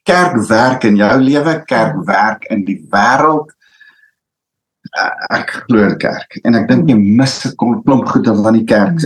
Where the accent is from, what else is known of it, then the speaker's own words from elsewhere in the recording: South Africa; ons Afrikaners